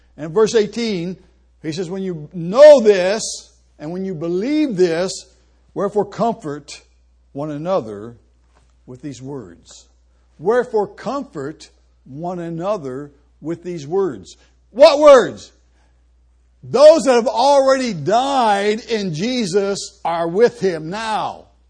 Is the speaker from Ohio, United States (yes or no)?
yes; Columbus, Ohio, United States; moved away as an adult; now in Argentina; I grew up in Columbus, right next door to a church.